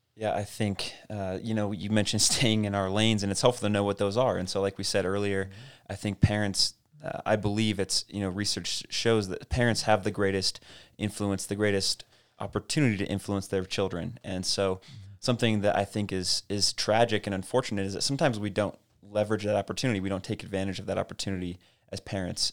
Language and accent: English; Casper, Wyoming, United States; I grew up in Casper and Harold was my youth pastor